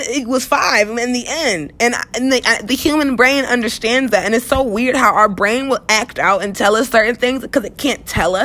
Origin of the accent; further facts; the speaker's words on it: United States; I am American